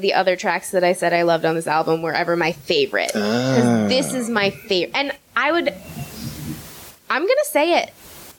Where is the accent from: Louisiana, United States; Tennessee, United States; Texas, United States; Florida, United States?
Tennessee, United States; Nashville; I grew up in Nashville, Tennessee